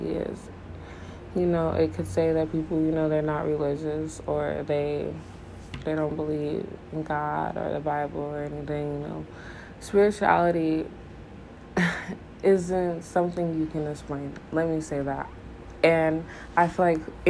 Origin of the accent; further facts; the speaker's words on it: Richmond, Missouri, United States; also born or lived in Denver, Colorado; I was born in Denver, Colorado, but raised in Richmond, Missouri, a little tiny town in the middle of nowhere